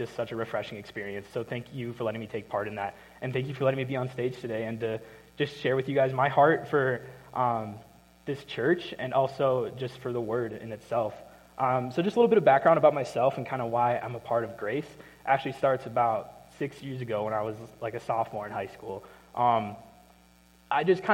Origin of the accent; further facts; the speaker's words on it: Minnesota, United States; moved away as an adult; I'm from Minnesota.